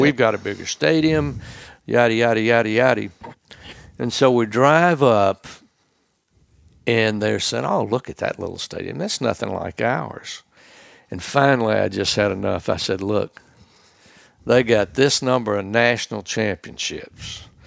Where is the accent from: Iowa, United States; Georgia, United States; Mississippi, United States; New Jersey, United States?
Mississippi, United States; Holly Springs; moved away; Grew up in a little town called Holly Springs, Mississippi